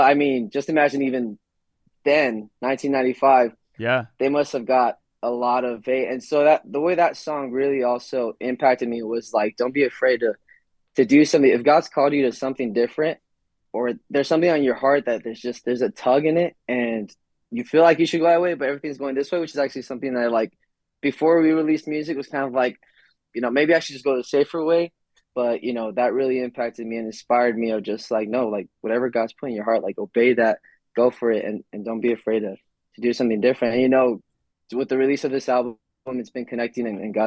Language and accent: English; United States; first language English; Our first language is English because we were raised in the States